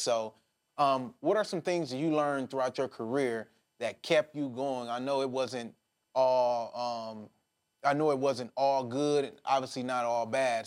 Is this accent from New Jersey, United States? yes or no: no; Detroit, Michigan, United States; I'm from Detroit